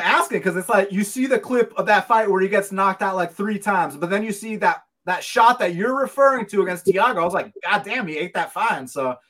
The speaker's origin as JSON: {"language": "English", "town": "Atlanta", "region": "Georgia", "country": "United States", "said": "I'm from Georgia. Now, I'm from Atlanta, Georgia."}